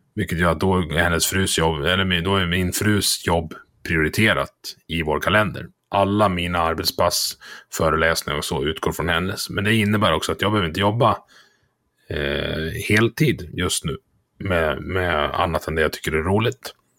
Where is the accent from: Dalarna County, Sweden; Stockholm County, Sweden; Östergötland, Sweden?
Dalarna County, Sweden; jag är från Dalarna